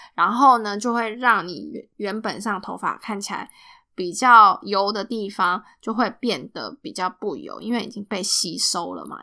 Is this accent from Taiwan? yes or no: yes; Taiwan; now in United States; 我们台湾人